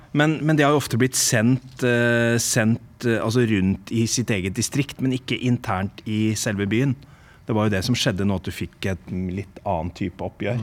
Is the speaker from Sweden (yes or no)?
no; England, United Kingdom; now in Norway; Fra oppveksten min i England